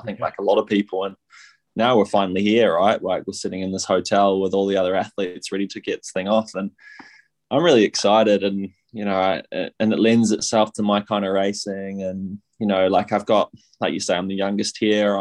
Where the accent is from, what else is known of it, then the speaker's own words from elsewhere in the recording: Taupo, Waikato, New Zealand; I grew up in Taupo